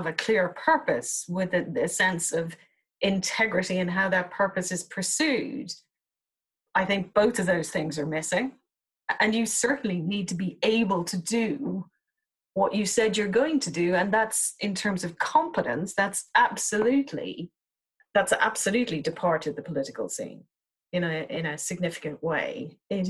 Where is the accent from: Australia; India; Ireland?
Ireland; Dublin, Leinster; now in United Kingdom; I'm originally from Dublin